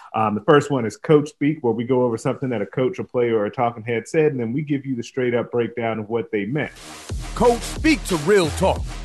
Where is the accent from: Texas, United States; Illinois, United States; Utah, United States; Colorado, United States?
Illinois, United States; moved away; my home state team, Illinois